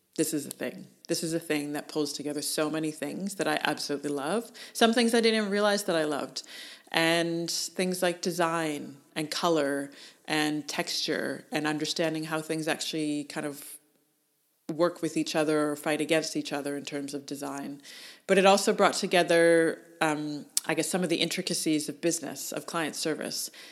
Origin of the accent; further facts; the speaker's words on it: Canada; moved away as an adult; now in Australia; As a Canadian